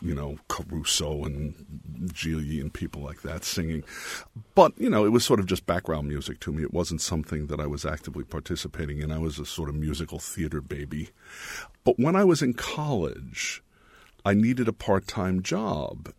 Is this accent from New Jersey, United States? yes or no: yes; Jersey City, New Jersey, United States; also born or lived in New York; I was born in Jersey City